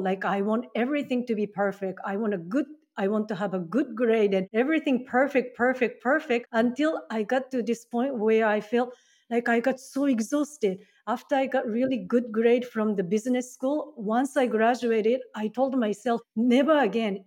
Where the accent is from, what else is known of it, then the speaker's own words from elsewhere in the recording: Japan; English is a second language; moved away as an adult; also born or lived in Seattle, United States / Mexico; now in Canada; I'm originally from Japan.